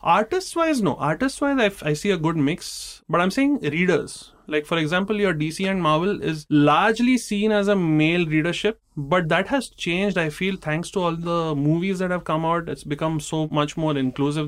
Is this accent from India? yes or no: yes; India